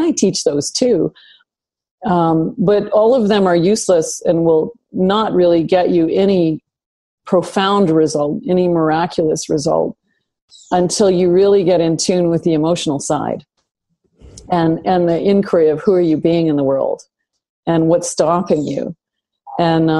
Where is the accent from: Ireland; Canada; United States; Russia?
Canada; Northern Canada; I grew up in Northern Canada